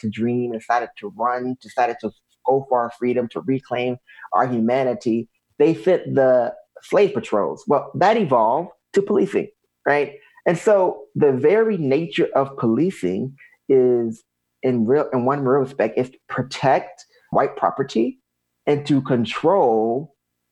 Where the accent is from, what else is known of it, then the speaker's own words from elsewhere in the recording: the South, United States; growing up in the South